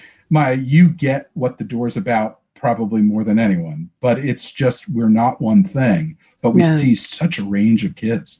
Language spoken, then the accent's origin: English; United States; moved away as an adult; also born or lived in Baltimore, Maryland / Washington, District of Columbia, United States; now in New York, United States; I grew up in Baltimore and DC. So my first love is the Baltimore Orioles, which is how I cut my teeth. But I moved to New York when I got out of college and never left.